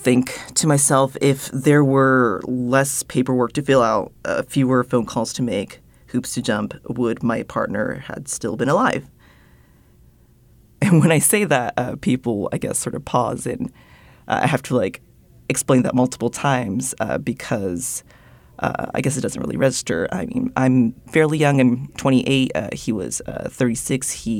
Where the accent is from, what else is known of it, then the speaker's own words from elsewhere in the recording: Japan; growing up in Japan and being, like, one of the very few, like, mixed-race people, like, white-passing people there growing up, yeah, it was very homogenous